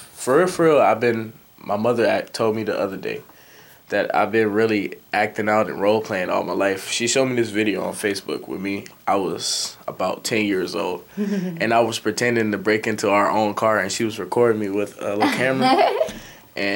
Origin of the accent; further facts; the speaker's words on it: Muskegon, Michigan, United States; also born or lived in Carthage, Mississippi; my mother moved up here when I was like one or two. And ever since, I was raised in Muskegon.